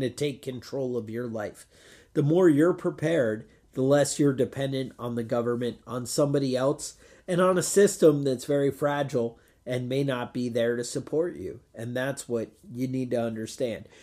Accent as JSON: {"language": "English", "country": "United States", "said": "as an American"}